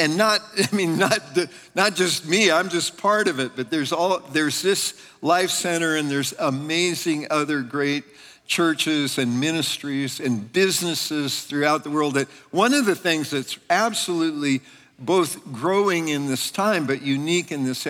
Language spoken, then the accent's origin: English; California, United States; now in Pennsylvania, United States; I was from Northern California. Ann and I came from Northern California to Pennsylvania in 1987.